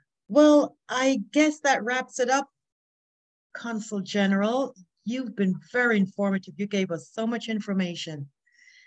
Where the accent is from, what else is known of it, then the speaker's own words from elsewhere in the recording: Jamaica; moved away; As a Jamaican citizen